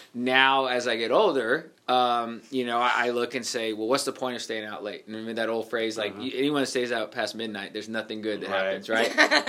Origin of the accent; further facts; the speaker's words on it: Texas, United States; we're from Texas.